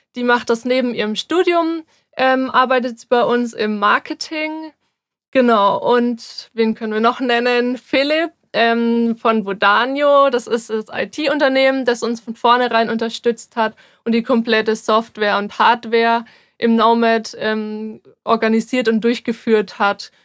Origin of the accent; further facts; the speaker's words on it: near Würzburg, Bavaria, Germany; ich bin 24 und ich komme auch aus der Nähe von Würzburg